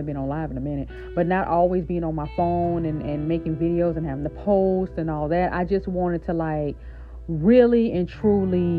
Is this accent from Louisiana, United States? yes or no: yes; Shreveport, Louisiana, United States; now in New Orleans, United States; my hometown is Shreveport, Louisiana, right? But I'm currently living in New Orleans